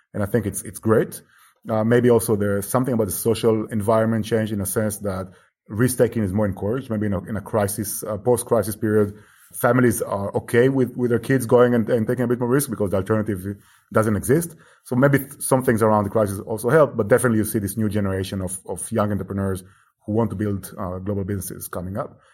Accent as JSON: {"language": "English", "country": "Israel", "moved": "as an adult", "lives_now": "Barcelona, Spain", "said": "I'm from Israel, actually, originally, and I moved here ten years ago, initially to study"}